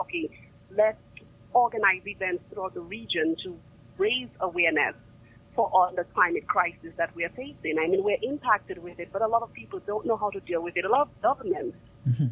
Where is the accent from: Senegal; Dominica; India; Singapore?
Dominica; I'm from Dominica